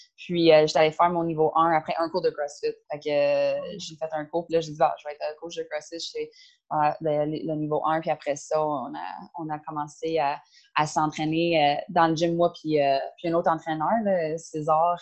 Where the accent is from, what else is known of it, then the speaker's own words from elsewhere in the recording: Caledon, Ontario, Canada; French is a second language; moved away as an adult; now in Montreal, Canada; moi, je viens de Ontario. j'ai euh, j'ai grandi, euh, grandi à l'extérieur de Toronto